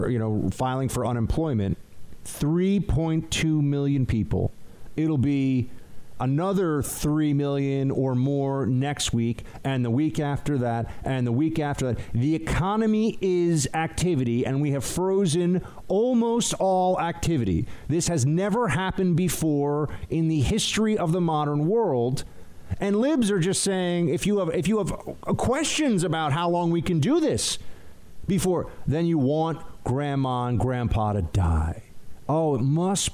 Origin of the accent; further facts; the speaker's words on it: New York City, New York, United States; as a New Yorker, as an American